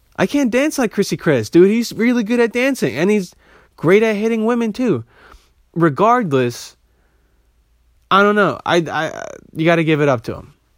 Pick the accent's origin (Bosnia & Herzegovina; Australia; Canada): Bosnia & Herzegovina; I'm, I'm from Bosnia